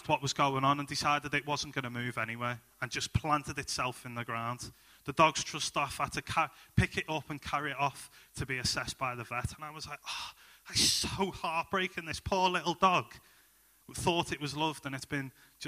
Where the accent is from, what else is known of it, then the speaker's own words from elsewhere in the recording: Liverpool, North West England, United Kingdom; moved away as an adult; now in Halesowen, United Kingdom; I'm originally from Liverpool. My wife and I, we moved into Halesowen in the past 12 months